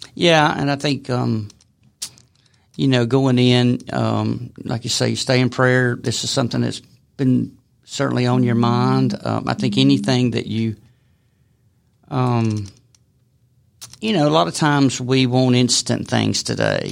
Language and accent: English; Decatur, Alabama, United States; moved away as an adult; now in Ball Ground, United States; I grew up in Decatur, Coleman area